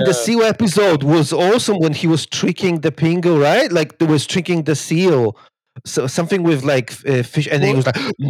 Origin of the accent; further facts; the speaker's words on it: Poland; moved away; I grew up in Poland, you know, in the 90s.